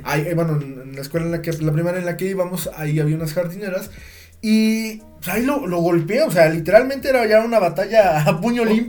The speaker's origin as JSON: {"language": "Spanish", "town": "Ozumba", "region": "State of Mexico", "country": "Mexico", "tie": "born or raised there", "said": "Esto fue aquí en Ozumba, eh, en la primaria, bueno, nosotros somos de aquí de Ozumba"}